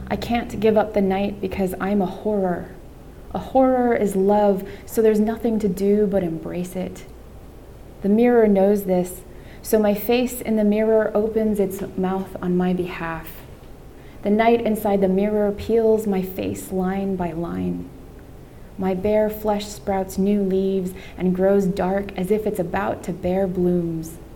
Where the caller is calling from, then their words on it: Miami, Florida, United States; And I am coming from Miami, Florida, which is a historically conservative state.